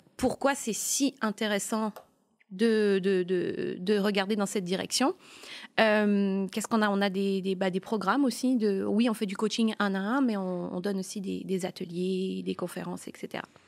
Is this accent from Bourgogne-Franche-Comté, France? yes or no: yes; Burgundy, Bourgogne-Franche-Comté, France; now in Montreal, Canada; je viens de la Bourgogne et on est très gentils.